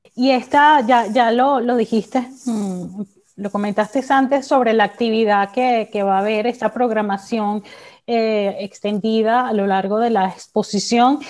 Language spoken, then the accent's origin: Spanish; Venezuela; de nuestro patrimonio como, como venezolanos